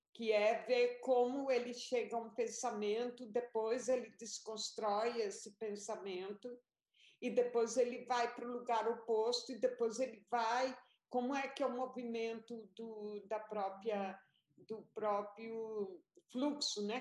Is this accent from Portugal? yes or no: no; Colombia; now in Brazil; eu fui para a Colômbia, porque eu sou colombiana também.